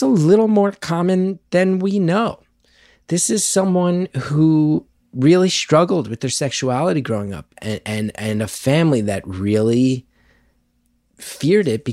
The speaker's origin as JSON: {"language": "English", "region": "New Jersey", "country": "United States", "tie": "born or raised there", "said": "I'm happy to be living back in my home state"}